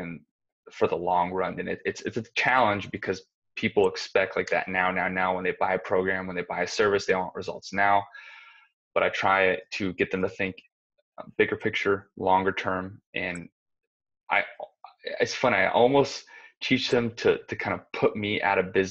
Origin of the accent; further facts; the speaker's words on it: Arizona, United States; I'm from Arizona. I grew up in Arizona